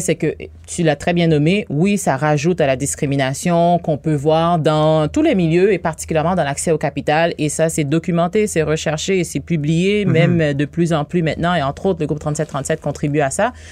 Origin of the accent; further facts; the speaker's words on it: Haiti; moved away as an adult; now in Quebec, Canada; je suis née en Haïti. Ah Ça fait 18 ans que je suis ici